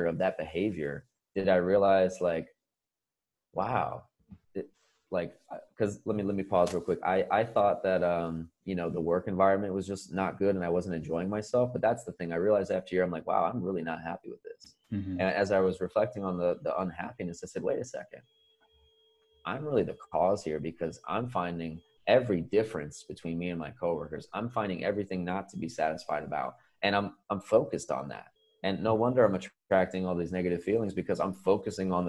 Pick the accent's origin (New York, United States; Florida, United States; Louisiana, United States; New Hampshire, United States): Florida, United States; moved away as an adult; also born or lived in Boston; I was born in Florida.